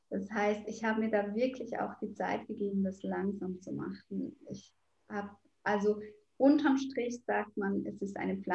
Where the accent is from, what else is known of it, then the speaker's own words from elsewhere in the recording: Switzerland; weil ich bin ein Schweizer Mädchen. Ich habe überall geschmolzen Käse drauf gemacht.